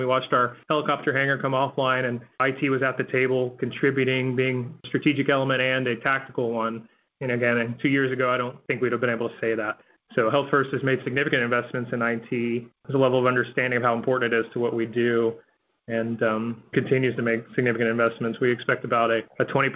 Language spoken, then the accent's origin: English; Florida, United States; And I grew up in Florida.